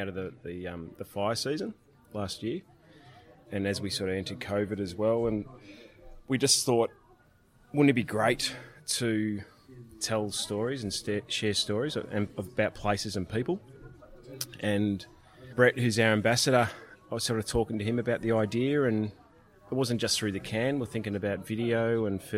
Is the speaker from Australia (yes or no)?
yes; Melbourne, Victoria, Australia; where I grew up in Melbourne, out of the suburbs